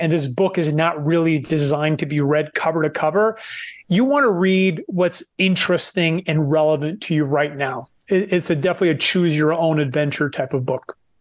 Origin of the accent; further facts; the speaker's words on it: Moncton, New Brunswick, Canada; moved away; also born or lived in Vancouver; we're both from Eastern Canada, small part of, co, small province called New Brunswick, from a small city named Moncton